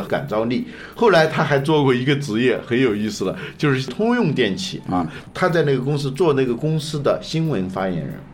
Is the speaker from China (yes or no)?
yes; China; 尤其是像我们中国人对他不了解